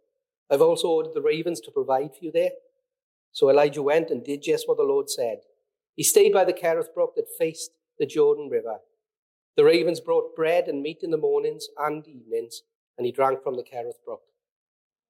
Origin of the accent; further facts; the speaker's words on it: Mountain Ash, Wales, United Kingdom; I'm a valleys boy, I grew up in Mountain Ash, I've lived here all my life, I'm a valleys boy through and through